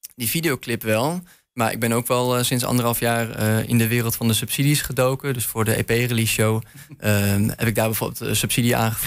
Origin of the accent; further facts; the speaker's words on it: Leeuwarden, Friesland, Netherlands; moved away as an adult; now in Enschede, Netherlands; Ik kwam oorspronkelijk uit Leeuwarden